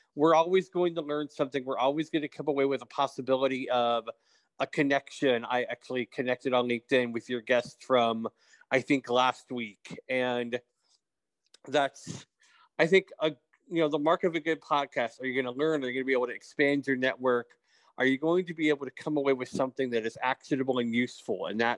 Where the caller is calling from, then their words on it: Texas, United States; I am joining you from East Texas today. So I do travel around a bit. And my background was, you know, I grew up blind